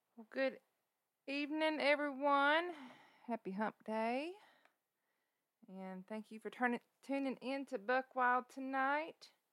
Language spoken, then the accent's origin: English; South Carolina, United States; I'm from South Carolina